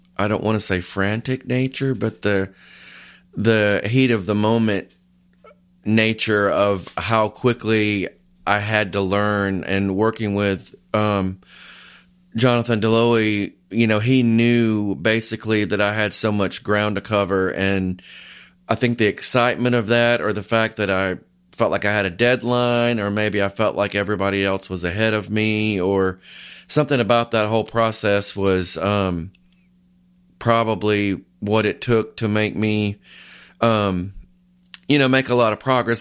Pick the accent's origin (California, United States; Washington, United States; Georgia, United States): Georgia, United States; Carnesville; I grew up in a small town in North Georgia called Carnesville.